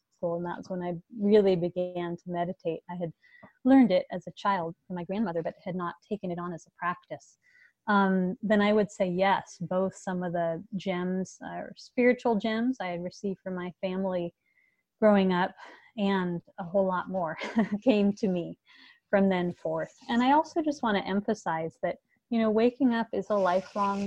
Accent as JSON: {"language": "English", "town": "Los Angeles", "region": "California", "country": "United States", "tie": "born or raised there", "said": "I grew up in Los Angeles"}